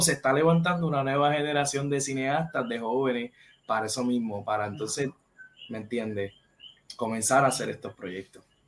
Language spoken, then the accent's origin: Spanish; Caguas, Puerto Rico; yo soy de acá de Cagua